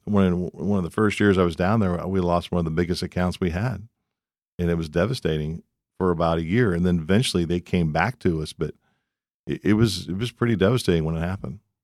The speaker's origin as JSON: {"language": "English", "town": "Columbus", "region": "Ohio", "country": "United States", "tie": "born or raised there", "also_born_or_lived": "Houston, Texas", "moved": "as an adult", "lives_now": "Dallas, United States", "said": "I grew up in Columbus, Ohio"}